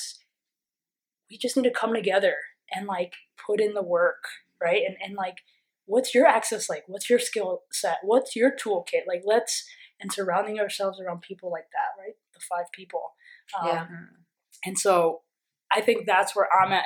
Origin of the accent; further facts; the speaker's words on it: New York, United States; I'm from New York